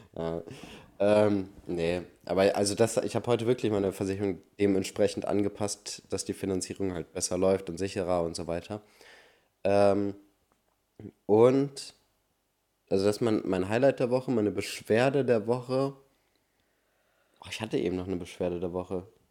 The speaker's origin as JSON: {"language": "German", "country": "Germany", "said": "Ich bin Deutscher"}